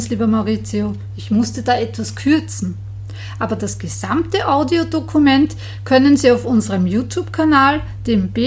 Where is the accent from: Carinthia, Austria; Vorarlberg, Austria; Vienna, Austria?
Vienna, Austria; aber ich wohne jetzt mittlerweile im 14. beim Mondweg, bin aber im 15. aufgewachsen.